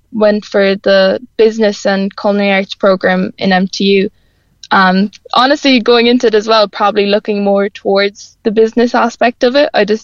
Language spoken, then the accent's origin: English; Roaringwater Bay, Munster, Ireland; also born or lived in Cashel; I grew up around Roaring Water